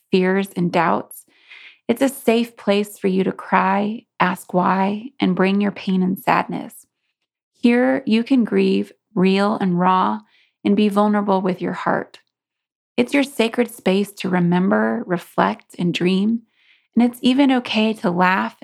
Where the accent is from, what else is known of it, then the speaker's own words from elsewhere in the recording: Kansas, United States; my home state of Kansas